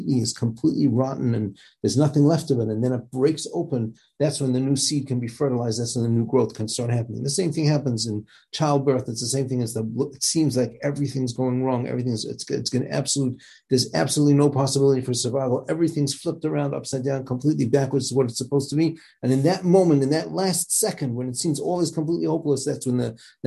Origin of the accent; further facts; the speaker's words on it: South Africa; moved away; growing up in South Africa